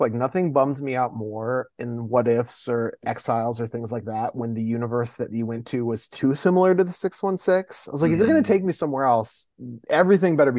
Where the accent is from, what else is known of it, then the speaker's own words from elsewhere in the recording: Midwest, United States; moved away as an adult; also born or lived in New York; I grew up in the Midwest and then I moved to New York for college